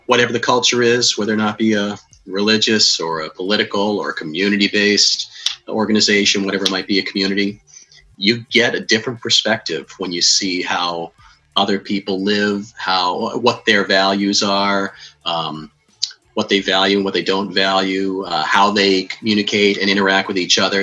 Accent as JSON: {"language": "English", "area": "Cape Cod", "region": "Massachusetts", "country": "United States"}